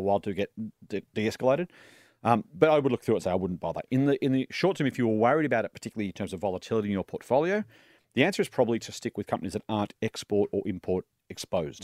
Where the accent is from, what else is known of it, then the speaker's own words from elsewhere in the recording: New South Wales, Australia; I'm a league and union fan 'cause I grew up in New South Wales.